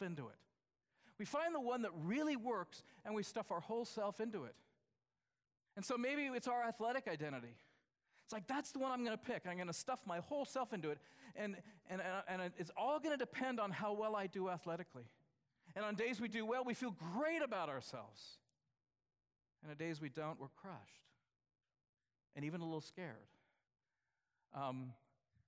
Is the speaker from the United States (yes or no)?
yes; United States; I'm from the United States